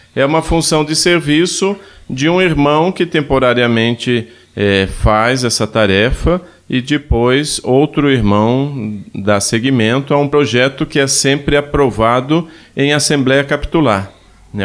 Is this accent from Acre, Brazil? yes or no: no; Ituporanga, Santa Catarina, Brazil; eu venho de uma cidade de Santa Catarina chamada Ituporanga